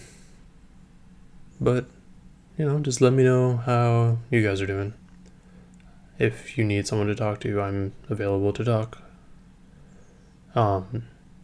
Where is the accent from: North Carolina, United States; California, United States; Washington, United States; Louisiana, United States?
California, United States; San Leandro; my hometown of San Leandro